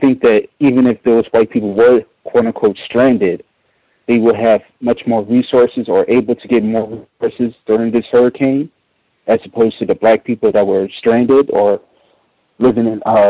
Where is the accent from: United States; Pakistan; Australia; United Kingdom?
United States; New Orleans, Louisiana; also born or lived in Baton Rouge, Louisiana; I'm from New Orleans